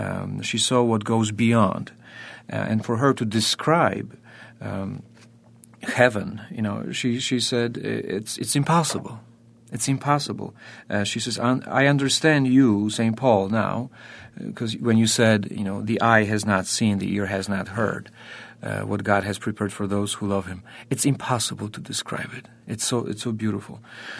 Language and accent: English; Poland; born there; I was born in Poland.